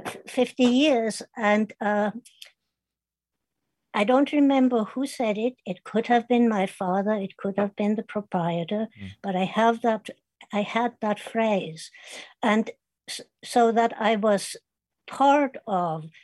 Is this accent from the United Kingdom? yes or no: no; Kitzingen, Bavaria, Germany; English is a second language; moved away; my hometown was named Kitzingen